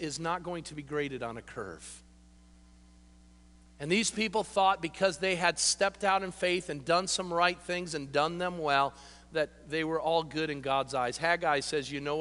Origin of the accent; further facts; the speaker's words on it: United States; we are a bunch of babies as American Christians